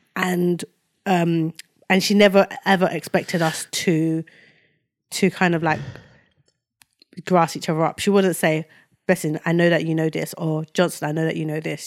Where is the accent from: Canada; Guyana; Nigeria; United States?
Nigeria; moved away; I was born in Nigeria